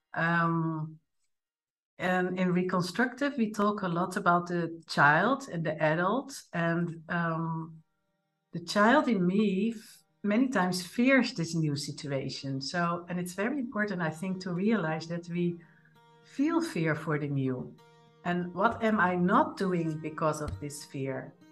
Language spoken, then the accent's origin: English; Netherlands; moved away; born in the Netherlands, like me